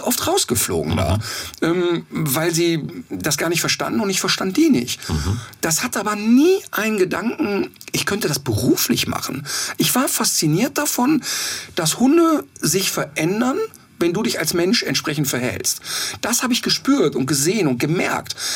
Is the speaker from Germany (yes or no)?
yes; Ruhr area, North Rhine-Westphalia, Germany; moved away; ich könnte da nicht mehr leben, aber das ist meine Heimat und das spüre ich auch